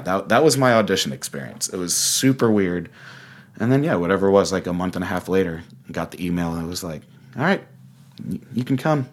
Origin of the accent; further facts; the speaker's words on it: Augusta, Georgia, United States; moved away as an adult; also born or lived in Boston; now in Los Angeles, United States; I'm from Augusta, Georgia